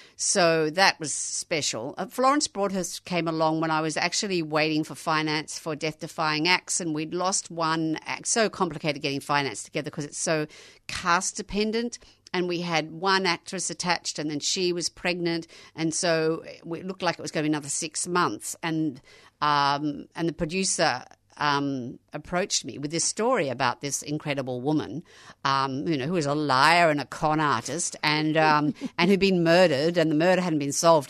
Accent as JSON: {"language": "English", "country": "Australia", "said": "being Australian"}